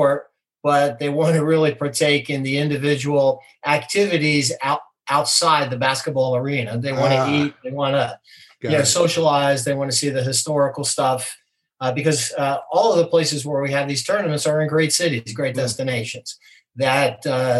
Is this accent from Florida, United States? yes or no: no; New Jersey, United States; moved away; I grew up in New Jersey